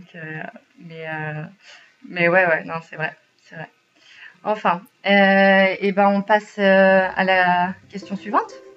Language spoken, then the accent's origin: French; France; moved away as an adult; now in Sweden; comme on est français